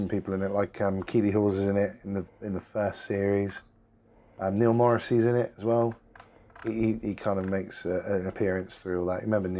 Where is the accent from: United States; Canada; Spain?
Spain; I'm from Spain.